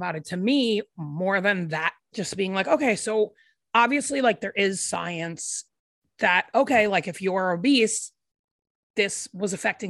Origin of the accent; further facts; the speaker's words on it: Rhode Island, United States; moved away as an adult; also born or lived in Chicago; now in Nashville, United States; I grew up in Rhode Island and I lived there until I was 22. And then I moved to Chicago and I lived there for 10 years.